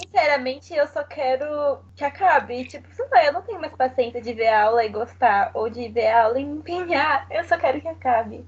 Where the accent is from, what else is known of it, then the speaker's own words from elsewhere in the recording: Mogi das Cruzes, São Paulo, Brazil; porque eu não sou de São Paulo, tá, pessoal? Eu sou de Mogi das Cruzes